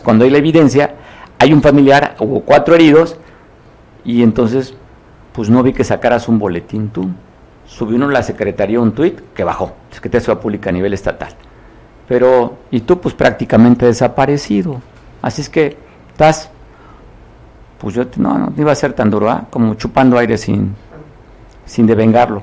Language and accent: Spanish; Guerrero, Mexico; lo que somos como guerrerenses